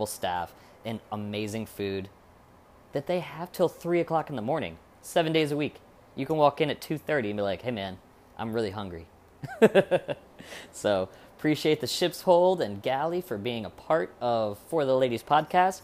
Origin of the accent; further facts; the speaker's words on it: Michigan, United States; now in St. Petersburg, United States; I'm from Michigan, but this 50-degree weather in St. Pete is kind of cold for me now